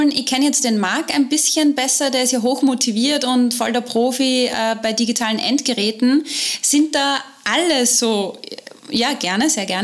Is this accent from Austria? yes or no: yes; Austria; bei uns in Österreich arbeiten die Lehrerinnen und Lehrer ja nur bis Dienstagmittag.